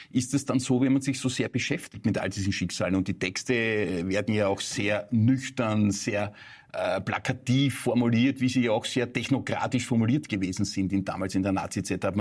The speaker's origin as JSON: {"language": "German", "region": "Vienna", "country": "Austria", "said": "freut uns als Wiener eine Beute Salzburgerin da quasi"}